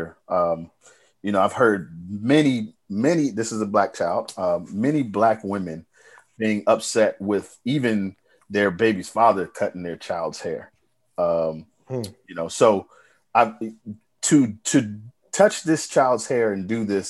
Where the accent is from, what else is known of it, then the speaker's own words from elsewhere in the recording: Bowie, Maryland, United States; moved away; also born or lived in Baltimore; When I first got to Baltimore, they said, "Where you from?" I said, "Bowie."